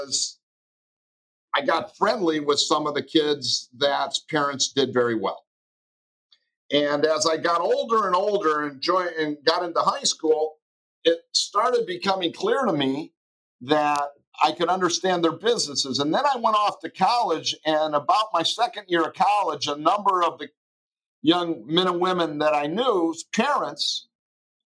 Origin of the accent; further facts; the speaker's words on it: Detroit, Michigan, United States; Life in Detroit was wonderful. I was raised in the late 50s and early 60s as a young person there in a lower middle class household